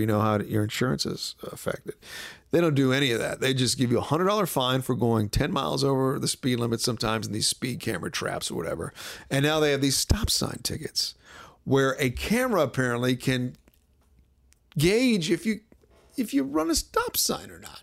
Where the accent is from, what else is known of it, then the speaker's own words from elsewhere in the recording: Washington, District of Columbia, United States; moved away; coming into my hometown